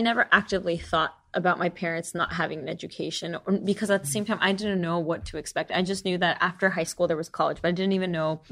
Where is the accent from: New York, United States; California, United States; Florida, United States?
California, United States; Fremont; I've lived within 25 miles of where I was born my entire life. So I was born in Fremont, California.